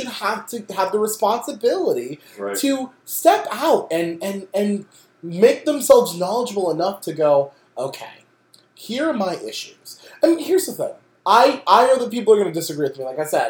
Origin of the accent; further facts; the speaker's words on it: Bloom, Pennsylvania, United States; I'm from Bloom, PA.